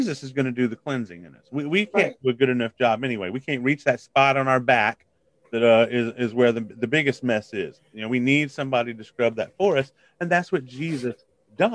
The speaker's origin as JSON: {"language": "English", "town": "Biloxi", "region": "Mississippi", "country": "United States", "tie": "born or raised there", "said": "I grew up in Biloxi, Mississippi"}